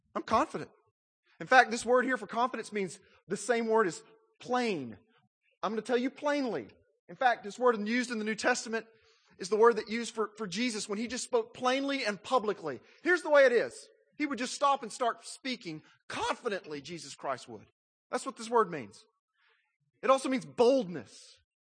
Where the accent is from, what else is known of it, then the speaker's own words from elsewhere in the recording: Little Rock, Arkansas, United States; When I was a little boy, growing up in Arkansas